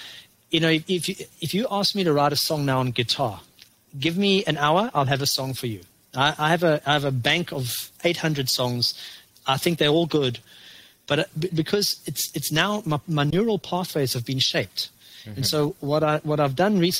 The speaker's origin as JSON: {"language": "English", "country": "South Africa", "moved": "yes", "lives_now": "Canada", "said": "You know, we came from South Africa, which was fertile soil and fertile weather, to Canada, where you have a very limited period of to plant."}